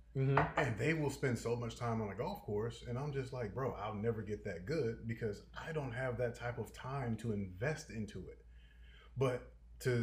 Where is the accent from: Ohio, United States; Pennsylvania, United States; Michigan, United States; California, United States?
Michigan, United States; Detroit; growing up in Detroit